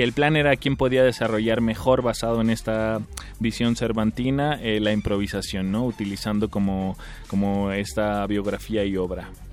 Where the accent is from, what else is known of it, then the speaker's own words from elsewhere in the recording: Tijuana, Baja California, Mexico; yo nací en Tijuana, Baja California un 24 de marzo de 1986